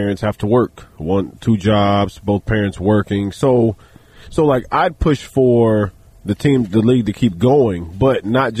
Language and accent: English; Kansas City, Missouri, United States; Yeah, I grew up in South Kansas City